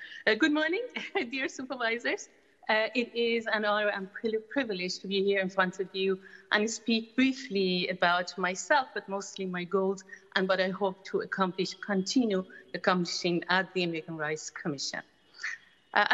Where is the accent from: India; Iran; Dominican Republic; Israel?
Iran; Tehran, Tehran Province; moved away as an adult; now in San Francisco, United States; I was born in Iran, Tehran